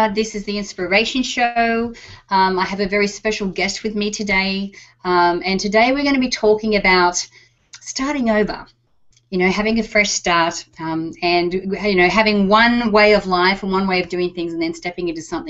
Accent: Texas, United States; accent: Texas; with my Texas accent, right?

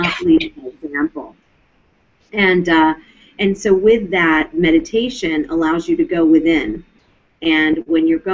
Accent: Mount Vernon, Virginia, United States; I would see my father meditating on the banks of the Potomac River in Mount Vernon, where I grew up out in Virginia

